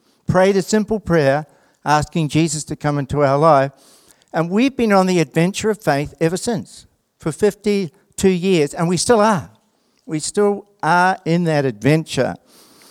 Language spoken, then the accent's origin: English; Christchurch, Canterbury, New Zealand; also born or lived in Hawarden; we had a great life growing up in Papua Nui. We were part of Papua Nui Baptist Church.